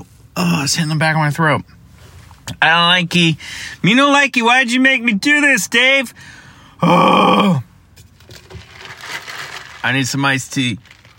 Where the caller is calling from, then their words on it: Burbank, California, United States; I'm calling from Burbank, California, beautiful Burbank, where I'm sitting in a Taco Bell